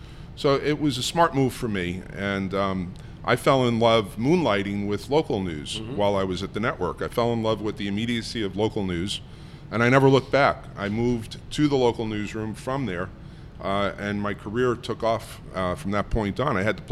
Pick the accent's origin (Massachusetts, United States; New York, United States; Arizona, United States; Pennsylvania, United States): New York, United States; New York City; I grew up in New York City.